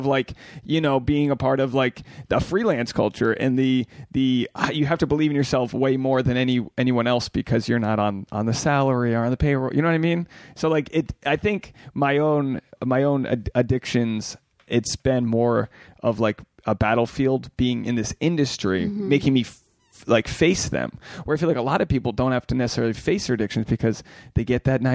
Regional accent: New England, United States; being from New England, the Catholic stamp on upbringing is so strong there

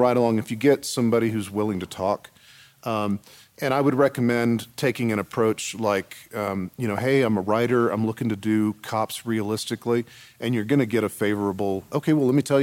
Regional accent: San Antonio, Texas, United States; I'm from San Antonio, and immigration issues are very, very real for us there.

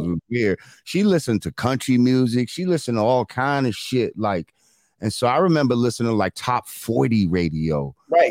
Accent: New Rochelle, New York, United States; Growing up in New Rochelle, like there's a lot of mixed shit going on

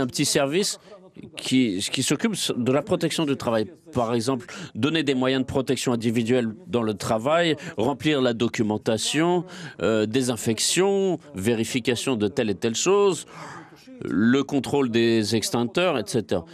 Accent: Russia; Je suis fier que je suis russe

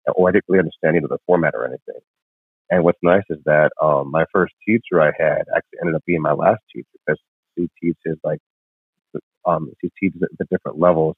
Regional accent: northern Illinois by Chicago, United States; moved away as an adult; also born or lived in Lima, Peru / Las Vegas; now in Los Angeles, United States; I grew up in northern Illinois by Chicago

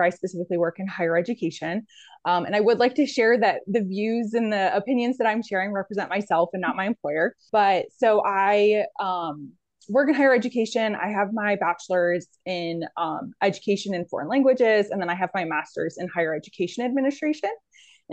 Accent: Central New York, United States; moved away as an adult; also born or lived in Pennsylvania / South Carolina; now in Southeastern Virginia, United States; I'm originally from New York, Central New York, and I went to undergrad there

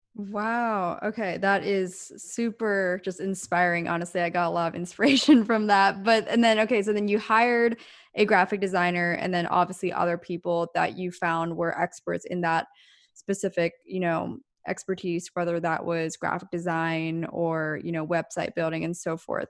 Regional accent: small town Pennsylvania, United States; now in Los Angeles, United States; both of us coming from small town Pennsylvania

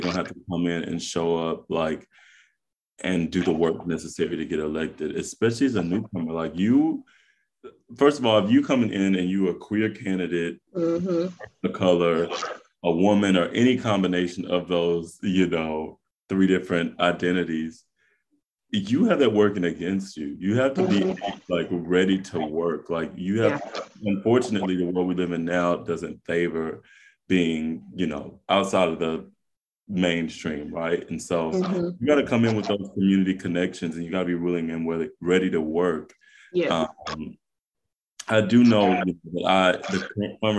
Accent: Texas, United States; I am from Texas, born and raised

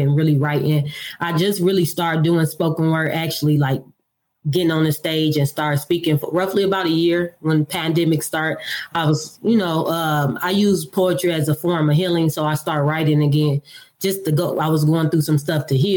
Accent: Detroit, Michigan, United States; moved away as an adult; now in Nashville, United States; I'm from Detroit, Michigan. I was born and raised in Detroit. I lived there all my life until I moved to Tennessee. I'm currently reside in Nashville, Tennessee

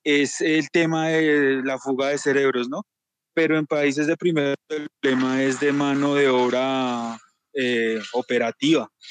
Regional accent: Colombia; también hablo como colombiano

